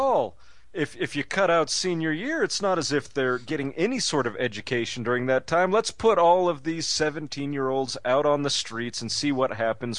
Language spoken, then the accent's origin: English; Utah, United States; I was raised in Utah, too.